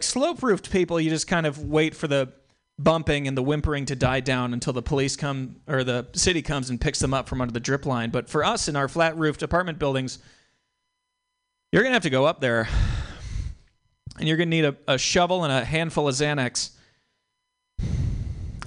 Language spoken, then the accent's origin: English; New England, United States; I grew up in New England where the weather is a little bit different.